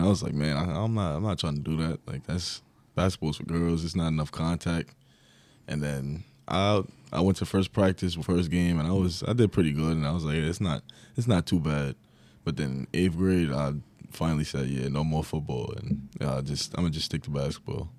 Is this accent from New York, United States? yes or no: yes; Long Island, New York, United States; moved away; I was from Long Island.